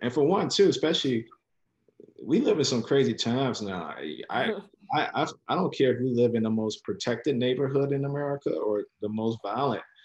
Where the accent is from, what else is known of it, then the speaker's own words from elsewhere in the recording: Chicago, Illinois, United States; am originally from Chicago, born and raised, uh, from specifically the west side of Chicago.